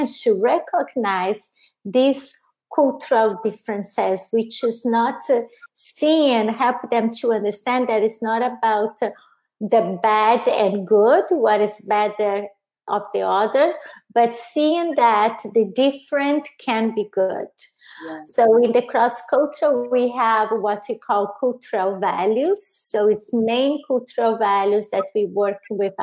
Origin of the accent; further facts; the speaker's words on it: Brazil; English is a second language; moved away as an adult; also born or lived in Italy; now in United States; I'm original from Brazil, lived in Italy, and I've been here in the U.S. for 8 years now